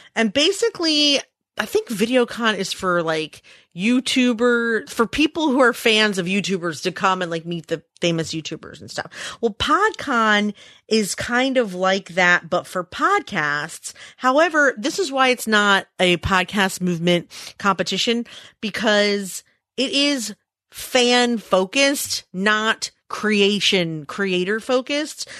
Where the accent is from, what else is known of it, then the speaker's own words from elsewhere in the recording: Philadelphia, Pennsylvania, United States; It's also my hometown.